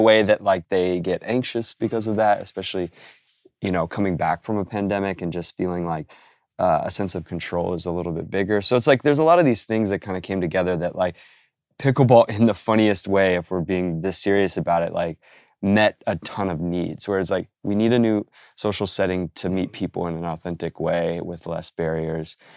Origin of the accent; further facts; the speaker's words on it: Oregon, United States; now in New York, United States; born in, in Oregon, uh, living out here in New York